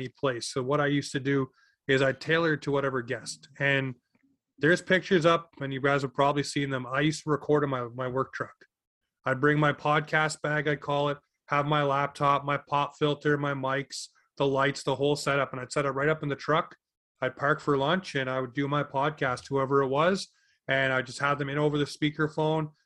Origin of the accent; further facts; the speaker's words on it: Toronto, Ontario, Canada; also born or lived in Newmarket, Ontario; now in Cole Harbour, Canada; Originally from Toronto, actually. Born in Newmarket, raised in Scarborough, moved here in 2003